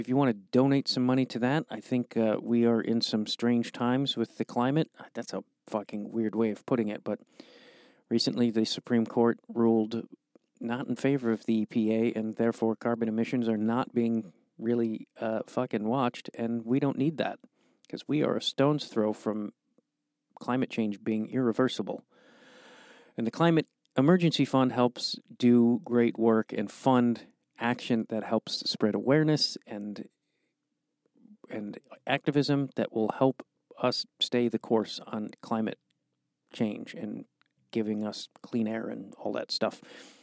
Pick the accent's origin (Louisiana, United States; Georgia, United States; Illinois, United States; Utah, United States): Illinois, United States; Chicago; a guy from Chicago